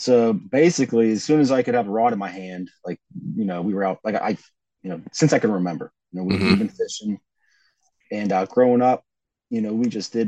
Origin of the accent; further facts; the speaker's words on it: Millvale, Pennsylvania, United States; I grew up in Millville, like right outside of the city